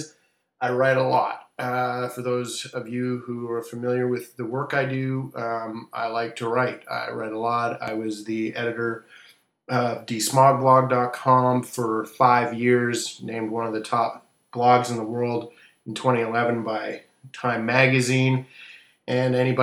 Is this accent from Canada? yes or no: yes; Vancouver, British Columbia, Canada; moved away as an adult; now in Washington, D.C., United States; I'm here in Washington, D.C., actually moving back to my hometown, Vancouver, Canada, with the family soon enough